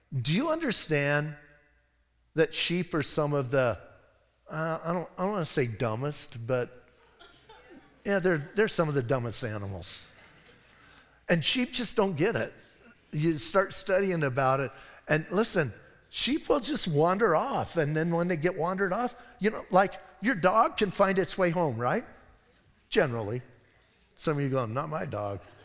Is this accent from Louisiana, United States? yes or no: no; Arizona, United States; We're from Arizona